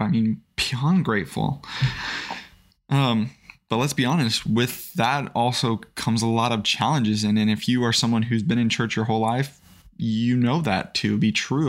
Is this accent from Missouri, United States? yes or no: yes; Springfield, Missouri, United States; also born or lived in Idaho; I was born in Idaho. Um, didn't, I've lived most of my life here in the Springfield, Missouri area.